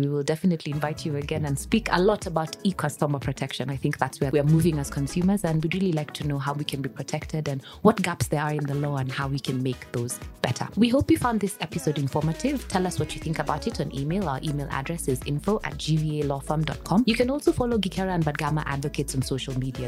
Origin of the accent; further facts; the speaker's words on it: Kenya; I am a Kenyan citizen